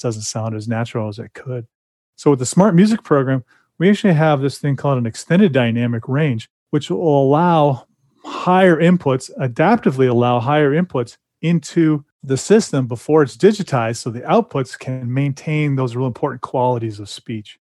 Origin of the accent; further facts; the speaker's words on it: California, United States; I grew up in California, so that's how they talked